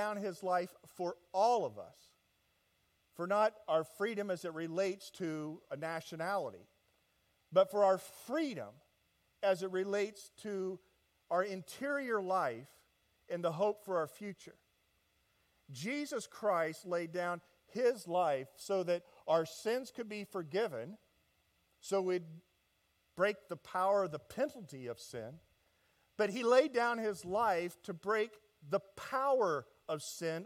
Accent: Indianapolis, Indiana, United States; moved away as an adult; now in Southern California, United States; I am from Indianapolis, Indiana

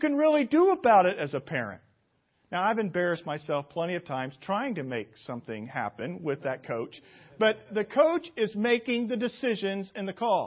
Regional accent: Indianapolis, Indiana, United States; my hometown of Indianapolis

